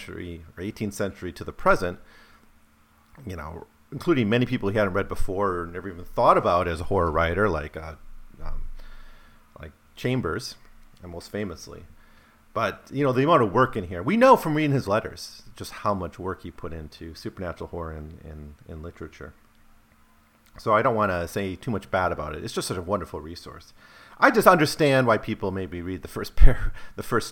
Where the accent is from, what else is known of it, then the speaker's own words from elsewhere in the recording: United States; As an American